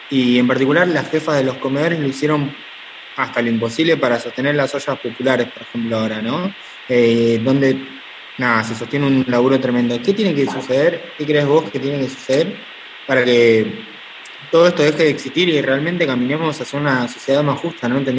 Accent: Córdoba, Argentina; de Córdoba Capital, te saludo de barrio Los Cortaderos. Soy de Yapayú, pero te saludo de acá.

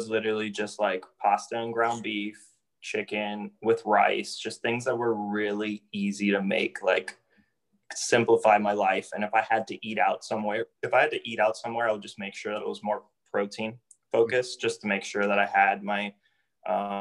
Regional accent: Miami, Florida, United States; moved away as an adult; also born or lived in Delray Beach, Florida / Georgia; now in Indianapolis, United States; I lived in Miami for 25 years of my life and hadn't experienced anything else other than

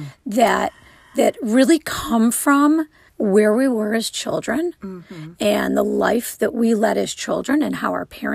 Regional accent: Wilmette, Illinois, United States; I grew up in the northern suburbs of Illinois

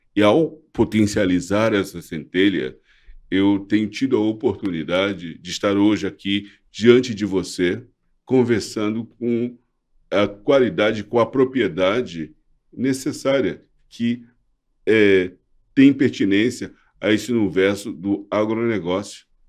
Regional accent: Brazil; Eu sou brasileiro, amo esse país, amo o meu povo

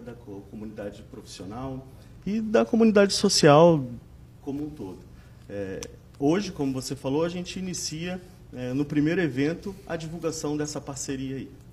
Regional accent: Rio de Janeiro, Brazil; Nós somos originais, originais do Rio de Janeiro

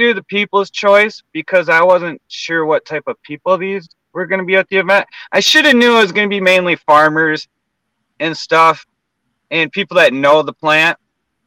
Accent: Cedar Springs, Michigan, United States; moved away; I'm from Cedar Springs area, not far from you

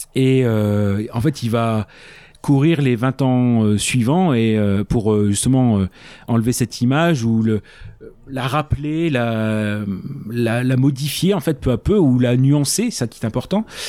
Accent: France; comme on est français

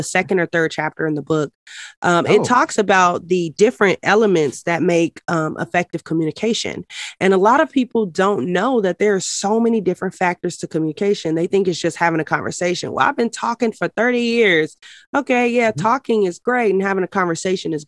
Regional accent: Denver, Colorado, United States; I grew up in Denver, Colorado

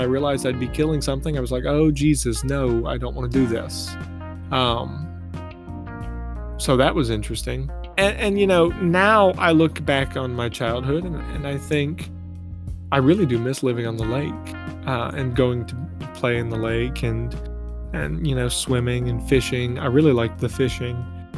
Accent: Lake Martin, Alabama, United States; And I grew up on Lake Martin, Alabama, which is a lot of fun. You know, if you've ever grown up on a lake or in a beach town, you kind of understand.

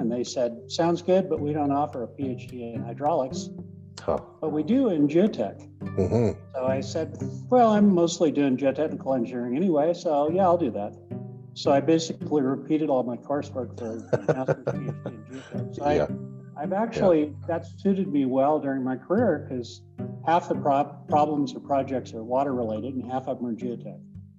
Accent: Colorado, United States; I'm originally from Colorado, grew up on a farm.

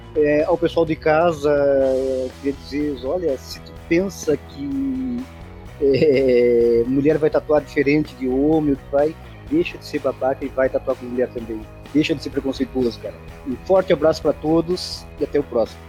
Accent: Brazil; eu sou homem e sou brasileiro

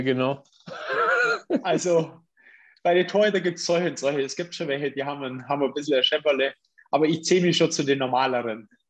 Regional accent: Augsburg, Bavaria, Germany; also born or lived in Königsbrunn; ich bin eigentlich ein Göckinger

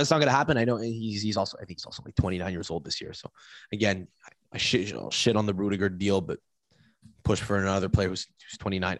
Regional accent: Canada; I say this as a Canadian

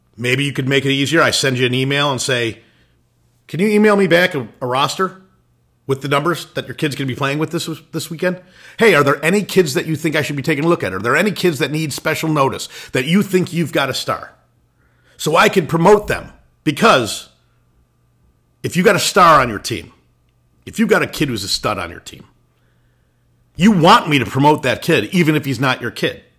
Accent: Illinois, United States; moved away; I was originally from Illinois

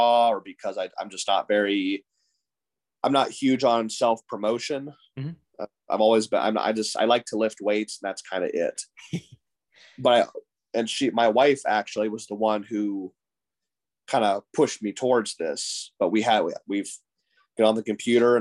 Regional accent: Ohio, United States; moved away; I'm from Ohio

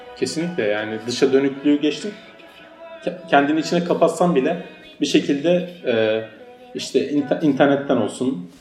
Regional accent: Turkey; now in Berlin, Germany; biz Türkler olarak

